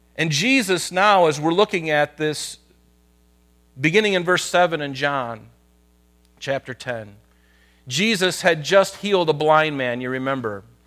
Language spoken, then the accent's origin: English; United States; I'm Christian living in America